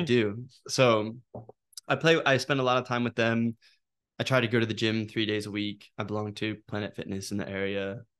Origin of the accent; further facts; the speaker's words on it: Norristown, Pennsylvania, United States; also born or lived in Northern Liberties, Philadelphia; I'm from Norristown